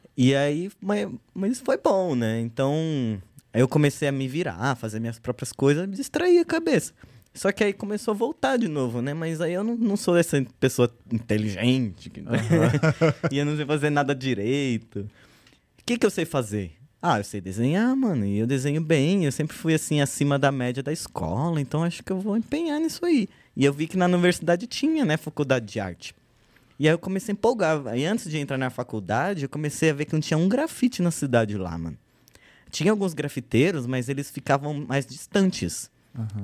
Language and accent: Portuguese; São Paulo, Brazil; also born or lived in Uberlândia; Eu sou da Zona Norte, falando da, da galera da Zona Norte. Zona pá, Norte. Falei, não, é. sou da Zona Norte. Cresci na região ali da divisa com Guarulhos, fundão do Tucuruvi.